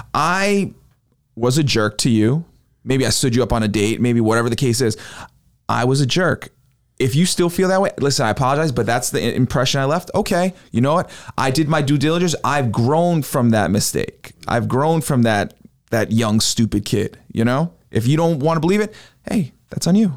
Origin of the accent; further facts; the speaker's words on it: New York, United States; moved away; my hometown